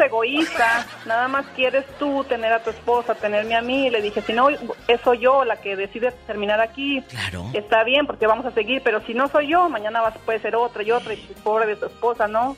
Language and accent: Spanish; Durango, Mexico; now in Chicago, United States; soy originaria de Durango, México, pero ya tengo muchos años viviendo aquí en Chicago